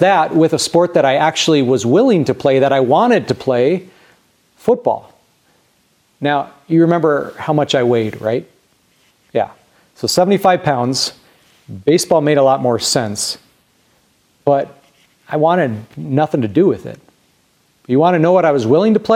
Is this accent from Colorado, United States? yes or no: yes; Grand Junction, Colorado, United States; As a kid growing up in Grand Junction